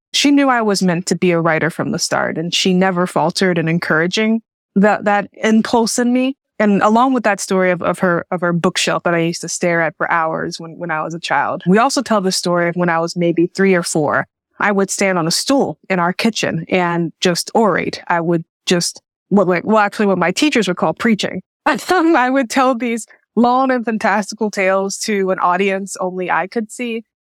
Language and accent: English; Jackson, Tennessee, United States; moved away as an adult; also born or lived in Chicago; I was born and raised in Jackson, Tennessee